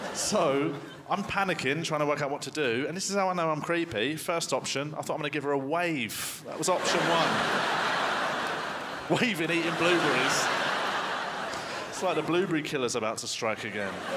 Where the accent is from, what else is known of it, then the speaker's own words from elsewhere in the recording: United Kingdom; I'm British